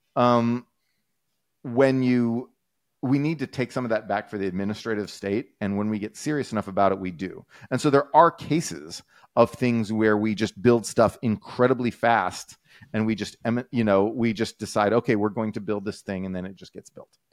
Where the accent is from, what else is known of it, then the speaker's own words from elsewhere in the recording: Texas, United States; I'm a Texan